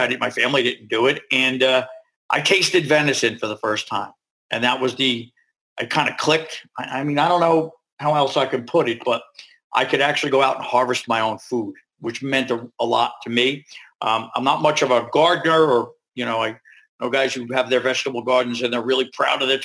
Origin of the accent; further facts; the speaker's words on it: New York, United States; We're from New York